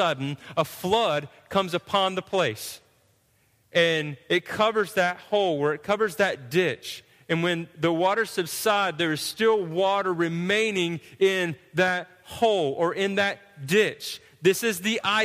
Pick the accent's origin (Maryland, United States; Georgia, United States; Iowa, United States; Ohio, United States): Georgia, United States; we're from Georgia